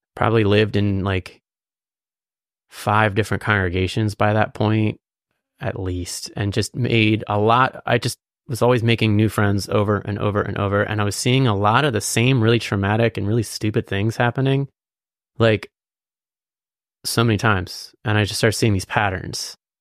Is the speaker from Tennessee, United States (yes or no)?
no; Lititz, Pennsylvania, United States; also born or lived in Quarryville, Pennsylvania / Lancaster, Pennsylvania; I was born in Lidit, or Lancaster, but I was raised in, like, Lidit, and then I moved to Quarryville